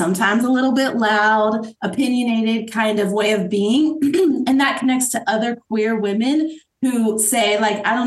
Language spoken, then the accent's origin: English; Asheville, North Carolina, United States; We lived in Asheville, right outside of Asheville, North Carolina, growing up